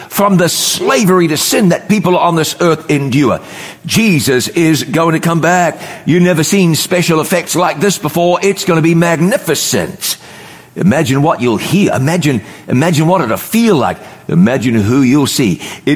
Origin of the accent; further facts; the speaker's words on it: New Zealand; moved away; also born or lived in North Carolina, United States; where I grew up in New Zealand